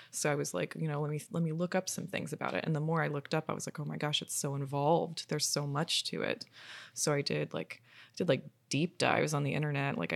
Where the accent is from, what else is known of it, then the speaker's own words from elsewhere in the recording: Florida, United States; and also just like growing up in Florida, like there's tons of taxidermy around all the time.